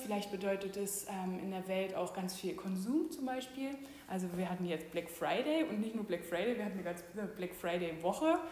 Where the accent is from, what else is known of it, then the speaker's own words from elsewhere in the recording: Germany; Wir Deutschen